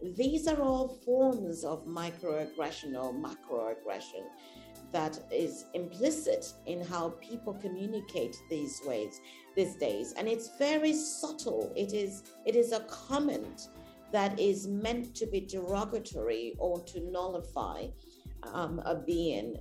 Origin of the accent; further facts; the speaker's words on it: United Kingdom; now in Nigeria; I am British